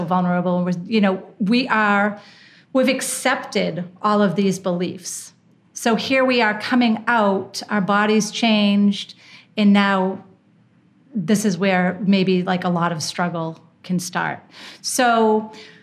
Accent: Boston, Massachusetts, United States; also born or lived in Manhattan / Washington, D.C.; now in Costa Rica; where I grew up in Boston.

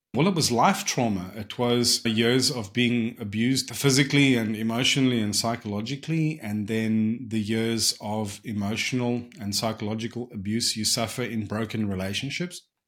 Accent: South Africa; growing up in South Africa

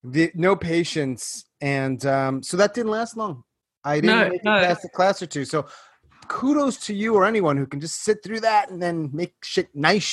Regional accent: New York, United States; now I'm in New York. I'm from New York.

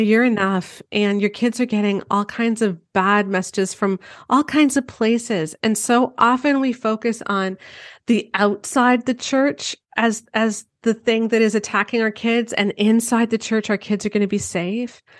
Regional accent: Canada; I'm Canadian

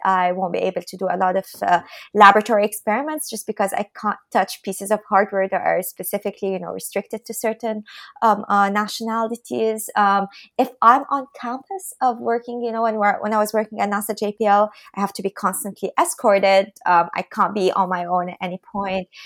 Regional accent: Lebanon; moved away as an adult; now in Boston, United States; I'm from Lebanon.

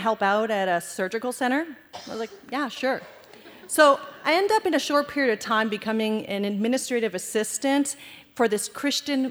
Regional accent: Canada; also born or lived in Afghanistan / Iran / India; Growing up in Canada

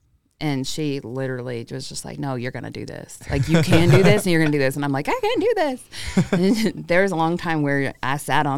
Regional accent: Hollywood, California, United States; also born or lived in Arizona; now in Augusta, United States; No, I was born in Hollywood and lived in L.A. and lived in Northern California, kind of lived in a lot of different places.

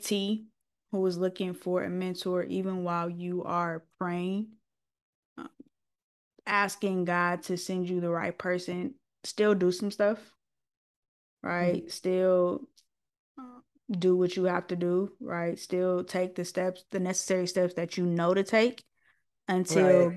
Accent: Los Angeles, California, United States; from Watts

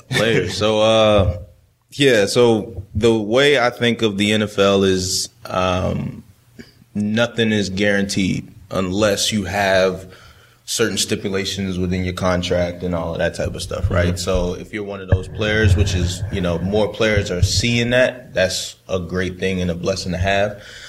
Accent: Baltimore, Maryland, United States; And I remember, you know, like I said, I grew up in Baltimore, that purple and black, you know.

